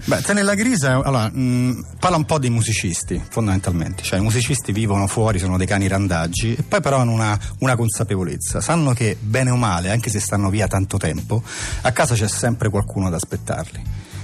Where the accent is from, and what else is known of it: Italy